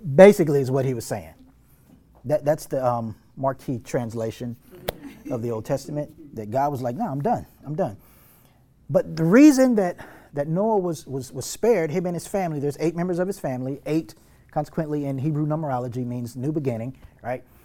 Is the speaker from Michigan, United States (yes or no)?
no; North Texas, United States; growing up in North Texas, living in North Texas